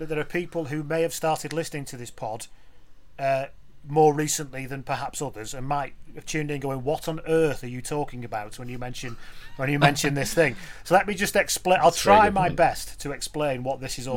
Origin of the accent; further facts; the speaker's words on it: England, United Kingdom; now in Wales, United Kingdom; Living in Wales, and as an Englishman looking